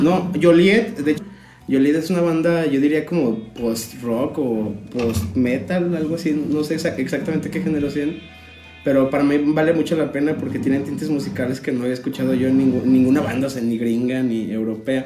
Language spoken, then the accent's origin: Spanish; Mexico; lo único que mantenemos como mexicanos